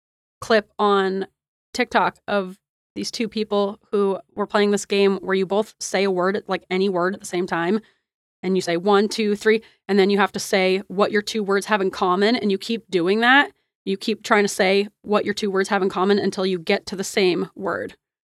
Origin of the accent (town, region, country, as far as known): United States